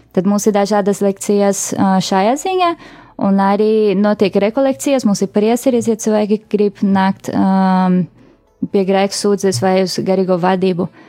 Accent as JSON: {"language": "Latvian", "region": "Rio de Janeiro", "country": "Brazil", "tie": "born or raised there", "moved": "as an adult", "lives_now": "Latvia", "said": "es esmu oriģināli no Brazīlijas, tur piedzimu Rio de Janeiro."}